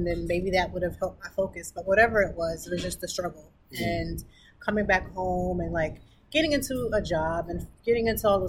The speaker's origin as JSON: {"language": "English", "town": "Lancaster", "region": "Pennsylvania", "country": "United States", "said": "I wanted to go back because I'm from Lancaster."}